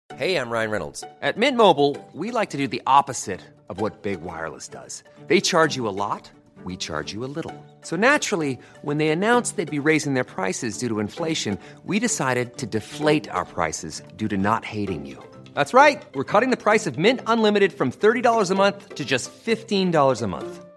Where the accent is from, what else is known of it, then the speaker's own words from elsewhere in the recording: Charleville, Queensland, Australia; I was born in Charlerville